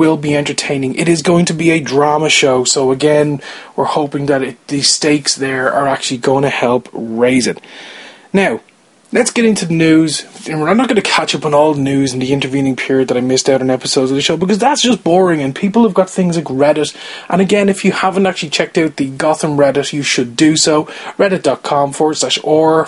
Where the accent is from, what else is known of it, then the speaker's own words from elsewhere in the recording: Ireland; I'm Irish, I'm not from the UK